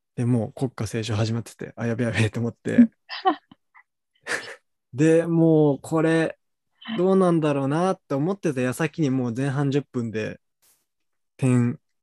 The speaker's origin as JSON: {"language": "Japanese", "region": "Tokyo", "country": "Japan", "tie": "born or raised there", "also_born_or_lived": "Brisbane, Australia", "moved": "as an adult", "said": "生まれも育ちも東京だった"}